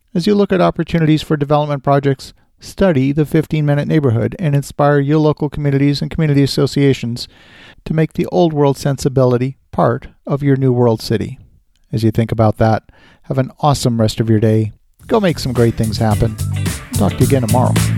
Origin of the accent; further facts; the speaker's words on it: Ottawa, Ontario, Canada; my hometown of Ottawa, Canada